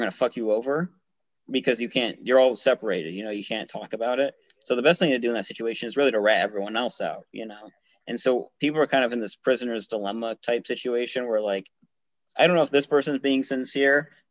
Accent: United States; speaking as an American

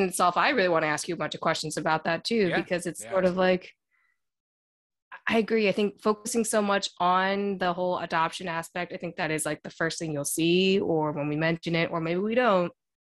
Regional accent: Maryland, United States; moved away as an adult; also born or lived in Zhejiang, China / Ohio; now in New York City, United States; I grew up in Maryland, right below Baltimore. Yep. And I was there for a long time. And then I went to a university in Ohio

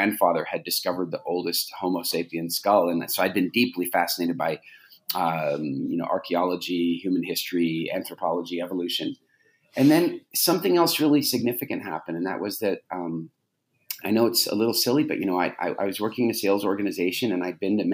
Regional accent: Canada; I grew up in Canada

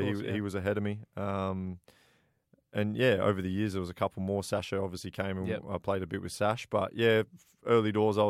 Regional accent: Blackburn, North West England, United Kingdom; born there; Yeah, I was born in England. Yeah. So I'm a big Blackburn Rovers fan.

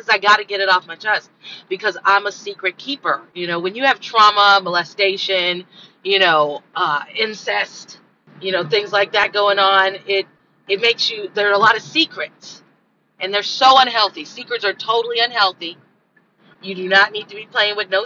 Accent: Los Angeles, California, United States; I'm from South Central, struggle life

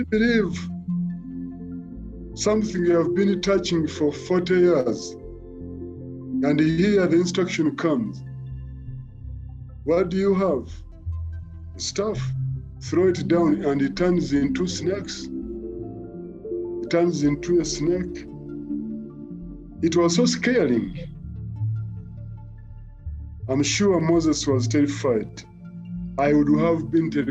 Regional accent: Mukono, Central Region, Uganda; I was born and raised in Mukono

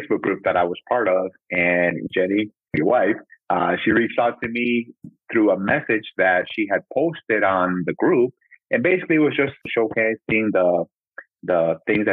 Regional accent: Midwest, United States; also born or lived in Mexico / Nebraska / Iowa; now in Sioux City, United States; when we came over, we're in Nebraska, and I basically grew up in Nebraska for like 5 years

